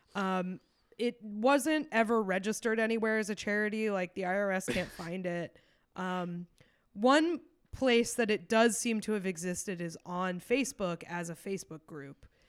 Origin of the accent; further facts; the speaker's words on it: New York, United States; as a New Yorker